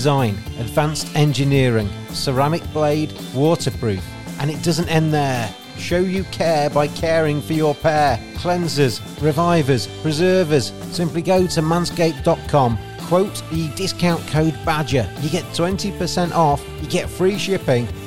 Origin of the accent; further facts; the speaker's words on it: England, United Kingdom; an Englishman